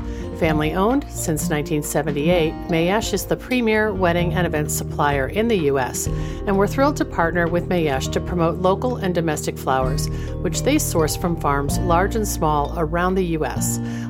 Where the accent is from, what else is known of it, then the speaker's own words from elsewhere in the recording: Millburn, New Jersey, United States; I grew up in Millburn, New Jersey, and graduated from Rutgers College with a bachelor's degree in political science.